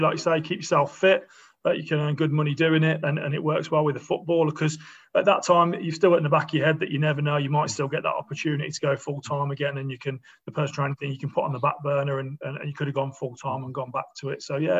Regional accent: Bromsgrove, West Midlands, United Kingdom; I grew up in Bromsgrove.

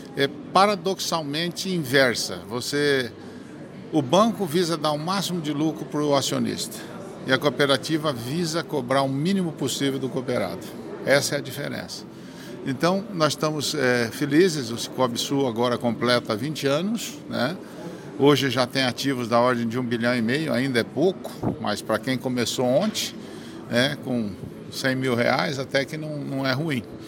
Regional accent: Maringá, Paraná, Brazil; eu sou de Maringá

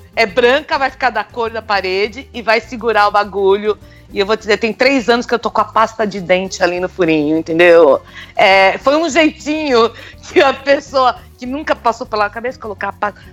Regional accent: Brazil; now in Canada; eu sou brasileira

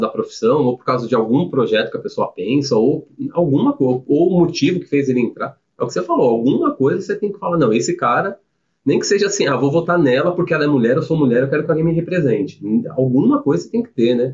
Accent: São Paulo, Brazil; moved away as an adult; now in Jundiaí, Brazil; Sou de São Paulo, nasci e criei lá em São Paulo

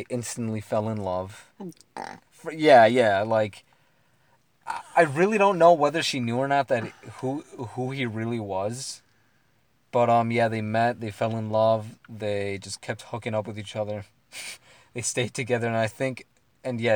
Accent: United States; as American people

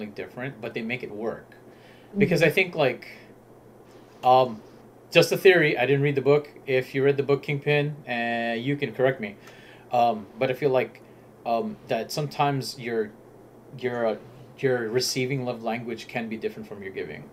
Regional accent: Southern California, United States; we are from California. SoCal

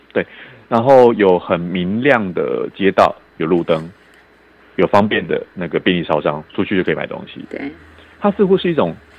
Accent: Kaohsiung, Taiwan; 我的老家高雄市，以前是高雄县，现在把它县市合并之后变高雄市

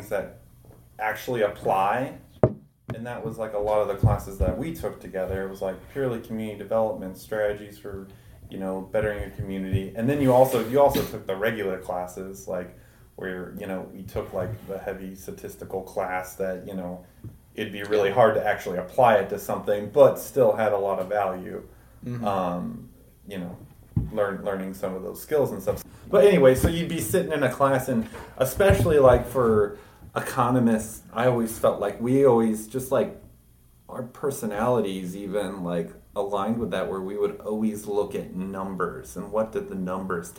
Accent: Carbondale, Illinois, United States; I am from Carbondale, Illinois, which is in southern Illinois, far away from Chicago

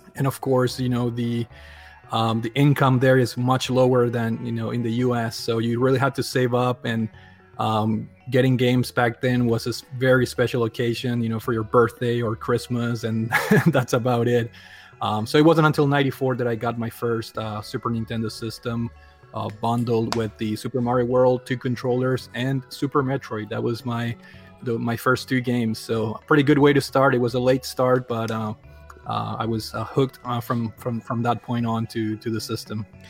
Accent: Paraguay; moved away; I I grew up in South America, uh, born born and raised in, in Paraguay

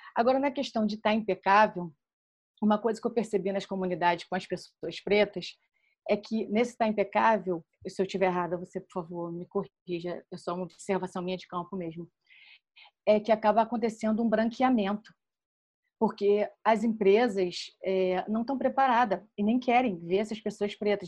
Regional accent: Rio de Janeiro, Brazil; moved away as an adult; now in London, United Kingdom; eu sou carioca, sou assistente social, sou do subúrbio do Rio de Janeiro e hoje eu moro em Londres

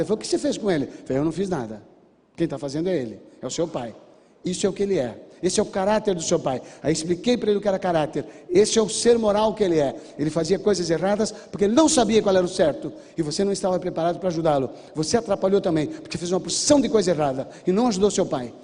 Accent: Brazil; Eu sou brasileiro nato.

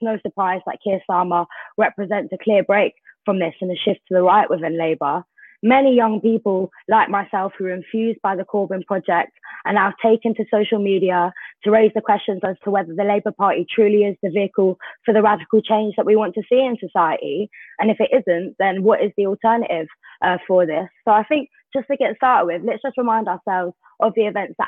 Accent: United Kingdom; as a British Jew

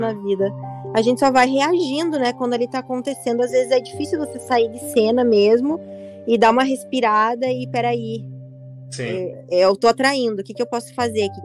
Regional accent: Carazinho, Rio Grande do Sul, Brazil; accent: gaúcha; now in Rio de Janeiro, Brazil; eu moro aqui no Rio de Janeiro e é uma cidade grande, né? E eu vim de Carazinho, você percebe que quando a gente mora numa cidade pequena

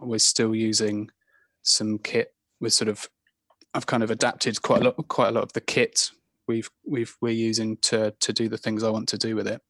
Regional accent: Ivybridge, South West England, United Kingdom; moved away; also born or lived in Brighton / France; I grew up in Ivy Bridge

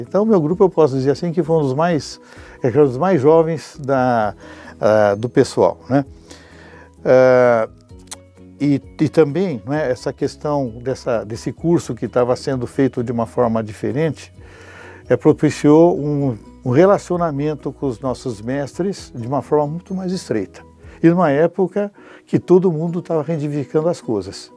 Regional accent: São Paulo, Brazil; eu sou paulistano da Gema

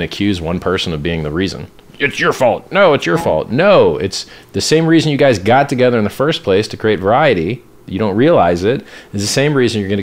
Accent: Pittsburgh, Pennsylvania, United States; I was born in Pittsburgh, Pennsylvania

